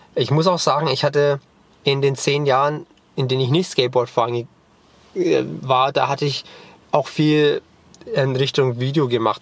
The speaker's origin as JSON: {"language": "German", "country": "Germany", "tie": "born or raised there", "first_language": "German and English", "said": "ich bin bilingual aufgewachsen. Mein Vater ist Amerikaner, meine Mutter ist Deutsche und ich bin als Kind zweisprachig aufgewachsen"}